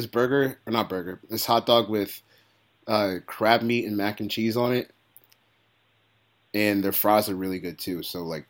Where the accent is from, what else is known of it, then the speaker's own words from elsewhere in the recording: Baltimore, Maryland, United States; I'm from Baltimore